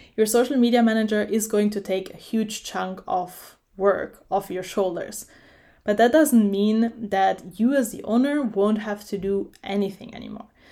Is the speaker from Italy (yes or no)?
yes; Italy; moved away; I did an internship in a software company in my hometown in Italy